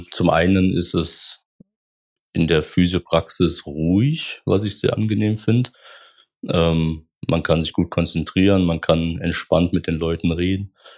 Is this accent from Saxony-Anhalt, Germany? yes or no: no; Baden-Württemberg, Germany; moved away as an adult; also born or lived in Rhineland; now in Koblenz, Germany; gebürtig ähm, bin ich aus Baden-Württemberg. Das ist so ungefähr, ähm, wo ich herkomme, zwischen Schwäbisch Alb und Bodensee. Ähm, sehr ländlich, aber sehr schön. Ähm, genau, das ist meine, meine Heimat, ähm, wo ich auch gelebt habe bis 2018